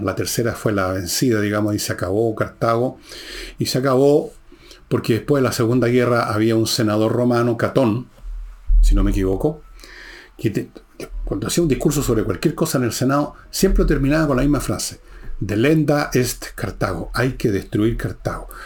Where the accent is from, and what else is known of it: Chile